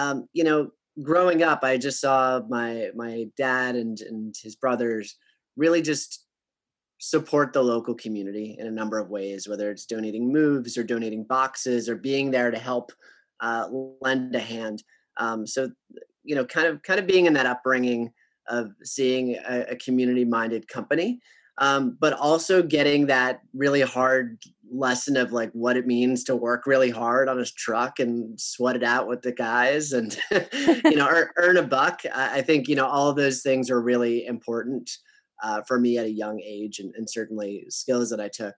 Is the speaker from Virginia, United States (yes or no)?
no; Long Branch, New Jersey, United States; also born or lived in Arizona; I was born in Long Branch, New Jersey, right outside of Asbury Park, New Jersey. I grew up most of my life here, minus 4 years in college